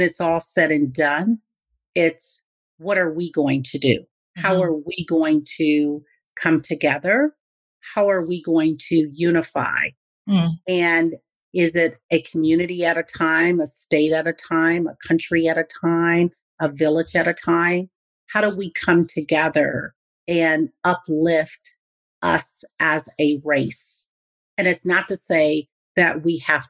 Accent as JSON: {"language": "English", "town": "Milwaukee", "region": "Wisconsin", "country": "United States", "tie": "born or raised there", "moved": "yes", "lives_now": "Las Vegas, United States", "said": "I went back to my hometown of Milwaukee, Wisconsin"}